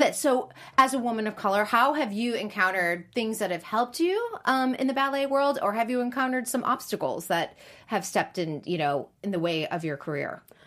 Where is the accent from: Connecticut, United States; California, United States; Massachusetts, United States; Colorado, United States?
Massachusetts, United States; Boston; also born or lived in New York City; now in Los Angeles, United States; I grew up in Boston and lived in New York City